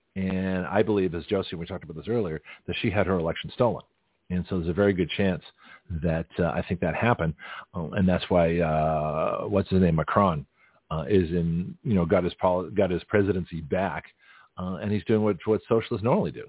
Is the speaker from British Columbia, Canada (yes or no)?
no; Toronto, Ontario, Canada; moved away; also born or lived in California; I grew up in Toronto